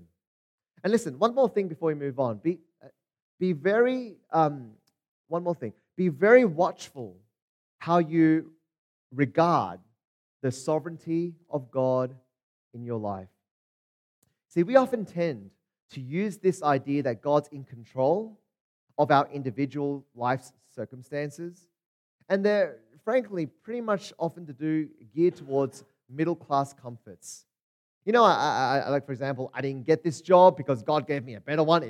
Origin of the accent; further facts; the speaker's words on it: Australia; also born or lived in Hong Kong; I grew up in Australia, but I was born in Hong Kong. I'm actually from Hong Kong.